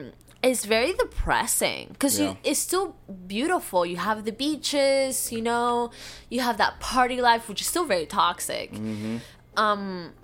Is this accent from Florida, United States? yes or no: yes; Florida, United States; From the moment, because I come from Florida, right? Florida's an angry place.